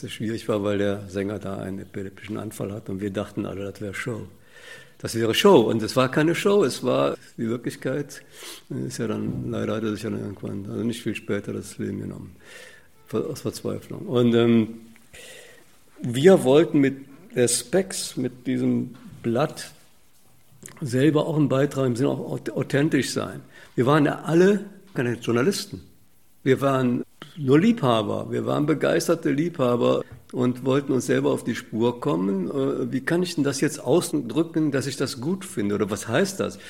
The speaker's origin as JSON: {"language": "German", "town": "Cologne", "region": "North Rhine-Westphalia", "country": "Germany", "tie": "born or raised there", "said": "in der Siedlung bin ich aufgewachsen Niederstraße 9. Das ist in der Nähe von der Agneskirche"}